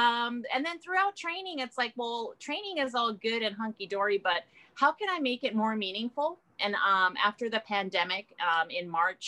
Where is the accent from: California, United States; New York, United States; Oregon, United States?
California, United States; born there; also born or lived in Japan; now in Hawaii, United States; I actually have been all around the world. I was born in California, and then I moved to Japan, and I lived there for 34 years.